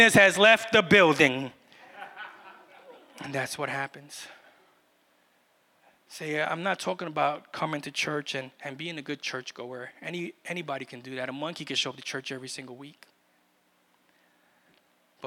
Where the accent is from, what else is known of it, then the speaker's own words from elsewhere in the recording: New York City, New York, United States; moved away; I was from Brooklyn